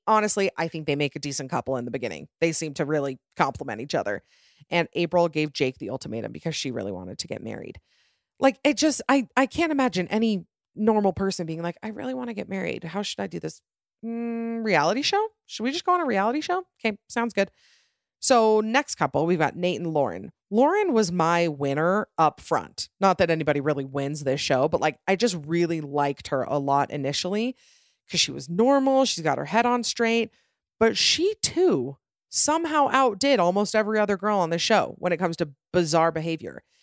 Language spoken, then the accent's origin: English; Utah, United States; I'm from Utah